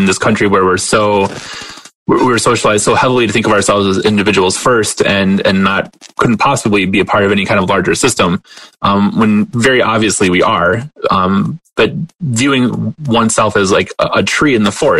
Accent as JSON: {"language": "English", "town": "Detroit", "region": "Michigan", "country": "United States", "tie": "born or raised there", "moved": "yes", "lives_now": "Wilkes-Barre, United States", "said": "I grew up outside of Detroit as well"}